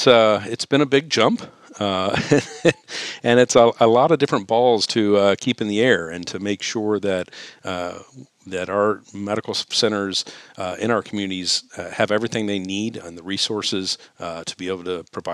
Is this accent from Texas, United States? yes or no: yes; Texas, United States; I grew up in Texas